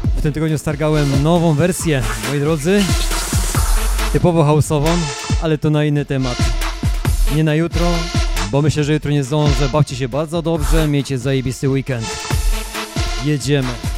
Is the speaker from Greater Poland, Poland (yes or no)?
yes; Greater Poland, Poland; ja jestem dokładnie, dokładnie z Wielkopolski.